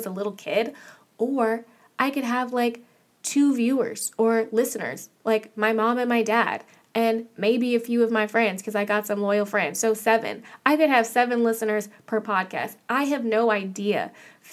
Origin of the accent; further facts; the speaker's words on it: Manassas, Virginia, United States; moved away as an adult; now in Los Angeles, United States; I'm from Manassas, Virginia